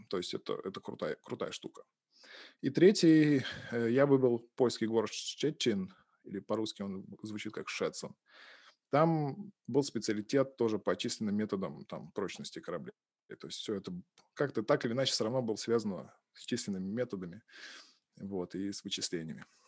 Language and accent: Russian; Balashikha, Moscow Oblast, Russia; moved away as an adult; now in Pushkin, Russia; родился я в Подмосковье, в городе Балашиха. Собственно, там я учился в школе и... Жил там, пока учился в университете